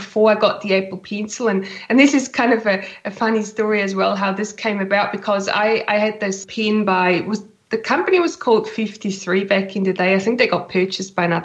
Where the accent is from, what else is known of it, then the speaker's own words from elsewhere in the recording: Switzerland; moved away as an adult; now in New Zealand; I've been in New Zealand for 20 years now, almost. I'm originally from Switzerland, hence my accent